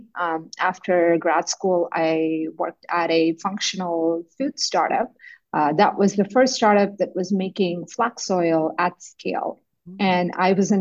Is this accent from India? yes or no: yes; India; moved away as an adult; also born or lived in Manitoba, Canada / Ontario, Canada; now in Canada; I grew up in India, and I went to an agricultural university for my undergrad in India